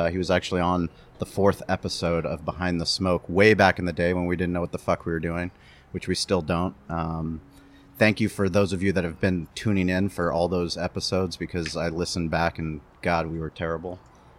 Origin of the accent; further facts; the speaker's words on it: San Diego, California, United States; my friends that I grew up with in La Jolla